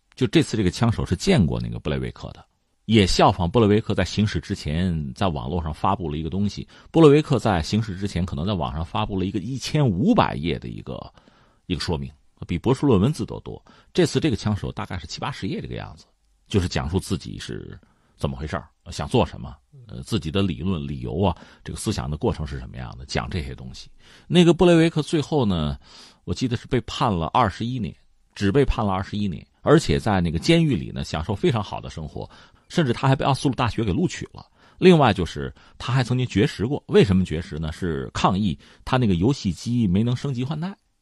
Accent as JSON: {"language": "Chinese", "country": "China", "said": "作为一个中国人"}